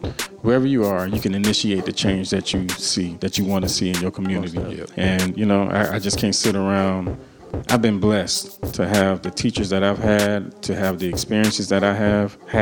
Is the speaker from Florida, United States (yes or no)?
yes; Miami, Florida, United States; I'm born and raised in Miami, Florida